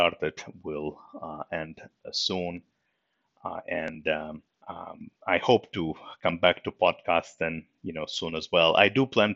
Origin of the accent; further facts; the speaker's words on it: Moscow, Russia; English is a second language; now in United States; I was born in Moscow, Russia, and in 1993, you know, my family and myself, we emigrated to US, and that's where I lived ever since